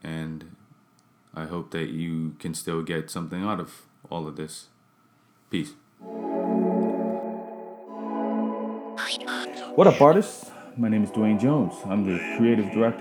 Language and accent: English; Bermuda; I'm from Bermuda, where I'm from